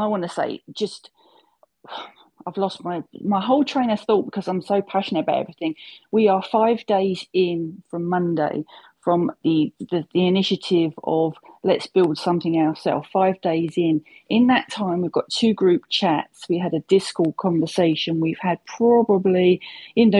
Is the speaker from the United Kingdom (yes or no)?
yes; United Kingdom; I'm old and I'm British.